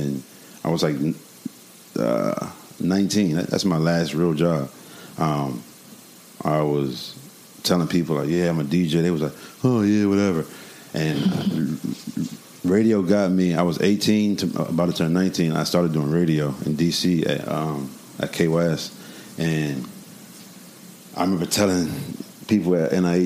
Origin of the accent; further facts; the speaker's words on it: New York City, New York, United States; I was born in New York, Queens, Flushing